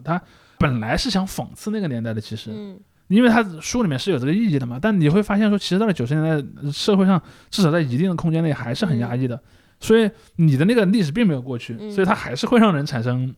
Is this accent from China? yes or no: yes; China; 作为一个大陆人